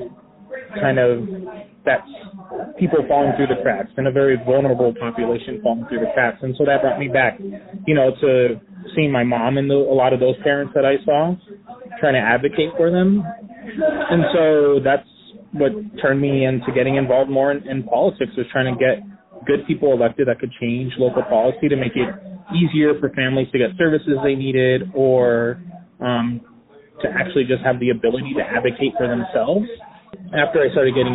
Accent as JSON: {"language": "English", "town": "Phoenix", "region": "Arizona", "country": "United States", "tie": "born or raised there", "said": "I was born and raised here in Phoenix"}